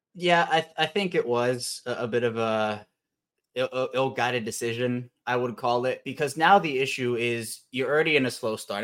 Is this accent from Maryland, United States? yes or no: yes; Baltimore, Maryland, United States; also born or lived in Virginia; Baltimore born and raised